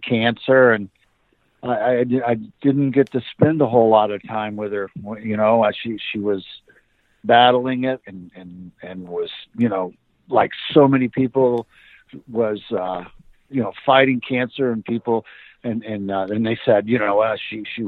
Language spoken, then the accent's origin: English; Tampa, Florida, United States; moved away; also born or lived in California; the little house where I grew up in down in Tampa.